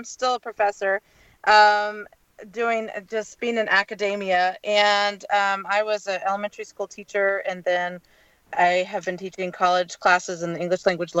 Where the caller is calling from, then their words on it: Port Townsend, Washington, United States; I'm in Port Townsend, Washington, up by the Olympic Peninsula, but I live in Bellingham.